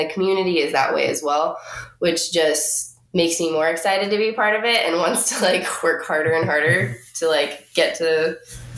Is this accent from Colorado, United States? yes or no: yes; Pueblo, Colorado, United States; also born or lived in Florida; now in Pasadena, United States; I grew up in a small town in Colorado